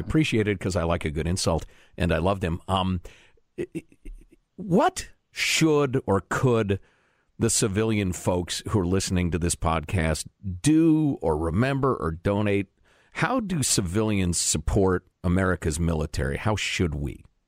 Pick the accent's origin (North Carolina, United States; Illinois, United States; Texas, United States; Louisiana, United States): Illinois, United States; Chicago; I grew up in Chicagoland